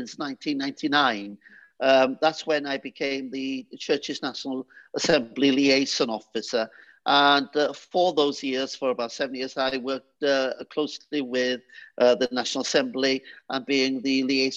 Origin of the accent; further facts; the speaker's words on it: Trawsfynydd, Wales, United Kingdom; first language Welsh; English is a second language; moved away; I was brought up in St. Madeline's Church in Trasfynydd